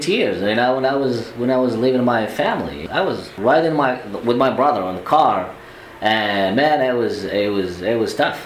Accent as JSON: {"language": "English", "town": "Kenitra", "region": "Rabat-Salé-Kénitra", "country": "Morocco", "tie": "born or raised there", "also_born_or_lived": "Germany", "second_language": "English", "moved": "as an adult", "lives_now": "United States", "said": "I was born in Kenitra. It's about 40 kilometers north of Rabat, the capital."}